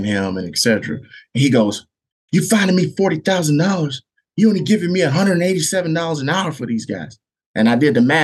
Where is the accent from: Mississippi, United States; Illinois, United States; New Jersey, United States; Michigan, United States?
Michigan, United States; South Haven; I'm originally from South Haven